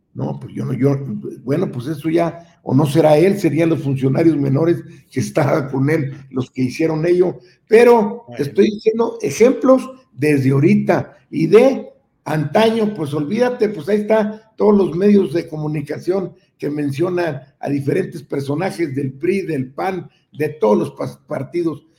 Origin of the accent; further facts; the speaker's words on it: Nueva Rosita, Coahuila, Mexico; moved away as an adult; also born or lived in Monterrey; nos manejamos desde allá de Nueva Rosita a México